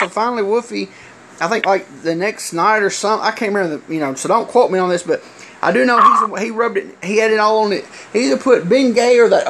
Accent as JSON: {"language": "English", "region": "Alabama", "country": "United States", "said": "because I'm someone from Alabama, I'll say hi and stuff."}